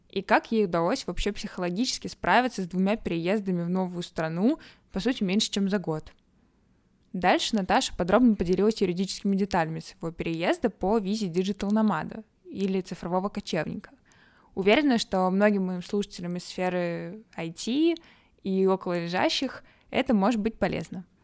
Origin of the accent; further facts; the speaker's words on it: Irkutsk, Irkutsk Oblast, Russia; moved away as an adult; also born or lived in Moscow, Russia / Belgrade, Serbia; now in Lisbon, Portugal; Да, я переехала из Иркутска в Высшую школу экономики.